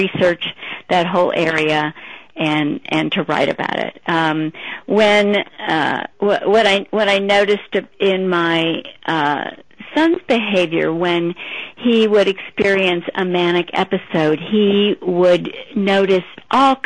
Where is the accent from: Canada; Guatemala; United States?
United States; St. Louis, Missouri; I grew up in St. Louis and had lived there all my life